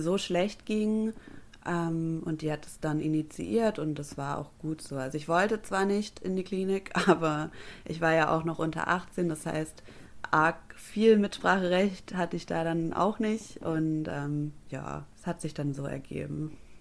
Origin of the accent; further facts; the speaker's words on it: Stuttgart, Baden-Württemberg, Germany; moved away as an adult; now in Bremerhaven, Germany; ich bin Stuttgarterin. Das werde ich auch für immer bleiben